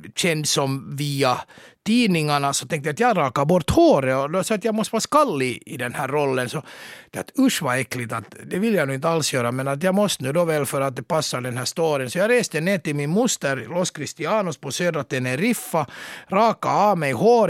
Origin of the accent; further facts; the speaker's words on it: Mariehamn, Åland Islands; also born or lived in Turku, Finland; now in Helsinki, Finland; Jag föddes i Mariehamn av mina åländska föräldrar för 51 år sedan och sen skrev jag studenten i Katedralskolan i Åbo 1982